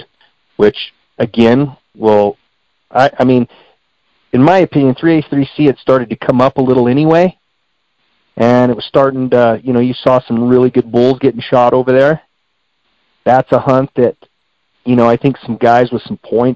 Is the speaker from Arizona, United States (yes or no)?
yes; Springerville, Arizona, United States; I grew up in Unit 1. I live right here in Springerville and Eager